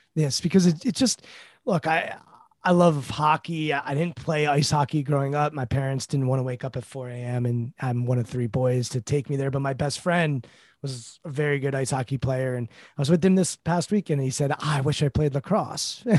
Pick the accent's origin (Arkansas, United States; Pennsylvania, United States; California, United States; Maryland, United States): Maryland, United States; Montgomery County; I'm from Montgomery County, Maryland.